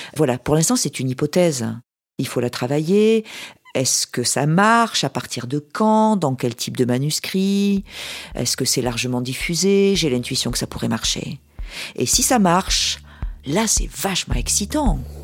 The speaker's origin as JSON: {"language": "French", "town": "Toulouse", "region": "Occitania", "country": "France", "said": "Je viens du sud-ouest, de Toulouse"}